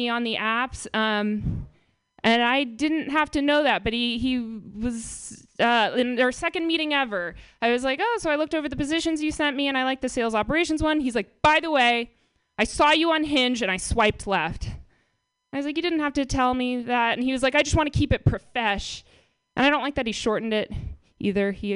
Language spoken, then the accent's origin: English; Marin, California, United States; I'm from Marin